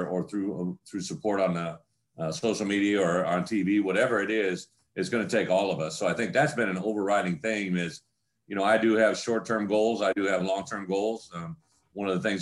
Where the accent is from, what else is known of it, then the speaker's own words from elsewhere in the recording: Illinois, United States; moved away as an adult; my home state